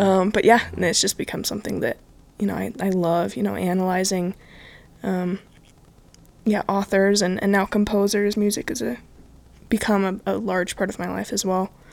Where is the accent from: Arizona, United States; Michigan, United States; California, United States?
California, United States; Bay Area; moved away as an adult; I'm originally from California. Um, I moved from the Bay Area about four years ago